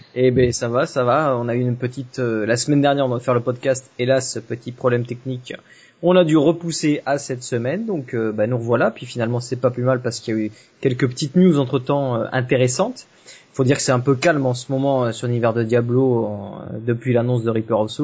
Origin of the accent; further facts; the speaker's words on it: south of France, France; je suis pas de Paris, hein, je, suis, je suis du sud de la France